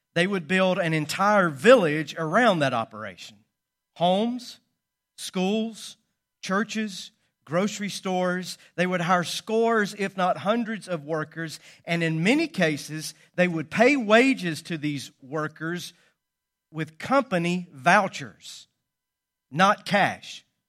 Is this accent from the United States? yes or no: yes; Calhoun, Georgia, United States; what once was the Echoda cotton mill in my hometown. It was built a hundred and ten years ago on the north side of Calhoun, Georgia